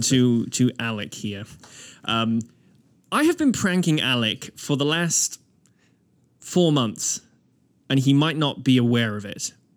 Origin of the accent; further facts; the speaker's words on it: Wales, United Kingdom; now in Nova Scotia, Canada; I grew up in Wales